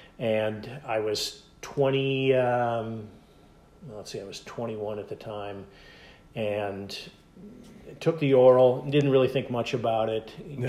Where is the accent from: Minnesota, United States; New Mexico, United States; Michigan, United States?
Minnesota, United States; Minneapolis; moved away; Grew up in Minneapolis, and a great place to grow up.